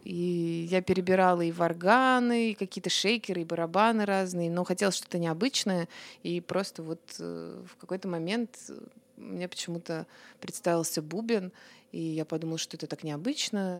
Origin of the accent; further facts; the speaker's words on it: Obninsk, Kaluga Oblast, Russia; now in Moscow, Russia; я же из Обнинска, угу. вот, из Калужской области